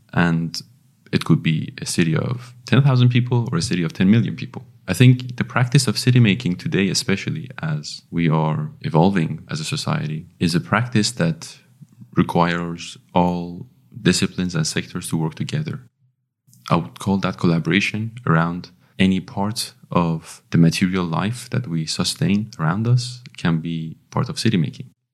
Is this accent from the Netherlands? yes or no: no; Iran; also born or lived in London, United Kingdom; now in Belgium; I'm from Iran originally